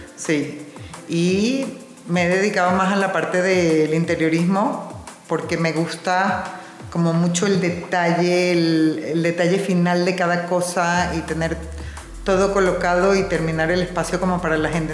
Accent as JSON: {"language": "Spanish", "country": "Venezuela", "also_born_or_lived": "New York, United States", "moved": "as an adult", "lives_now": "Mexico", "said": "Yo soy venezolana, Estudié mi carrera en Venezuela y me fui a vivir a Nueva York"}